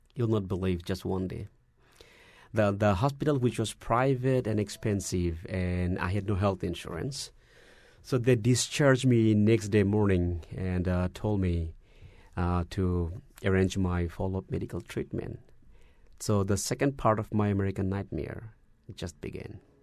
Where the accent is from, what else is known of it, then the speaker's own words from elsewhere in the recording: Dhaka, Dhaka Division, Bangladesh; moved away as an adult; also born or lived in Dallas, Texas; now in United States; I was born in Bangladesh, in the capital city, uh, Dhaka